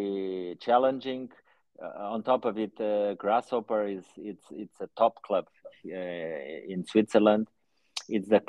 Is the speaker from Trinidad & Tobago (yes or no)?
no; Portugal; also born or lived in Angola; I'm in Portugal. This is my home. Yeah. In fact, I was born in Angola